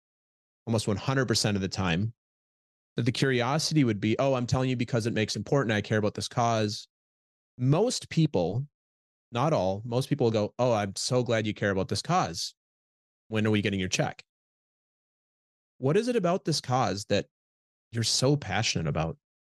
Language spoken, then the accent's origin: English; Midwest, United States; The context I grew up with in Midwest, just the way I grew up, is we're humble.